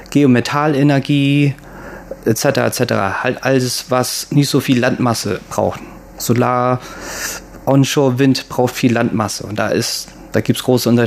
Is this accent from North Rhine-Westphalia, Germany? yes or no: no; Bremen, Germany; born there; Also ich bin 1980 in Bremen geboren worden und ich weiß, wie der Ruf von Bremen ist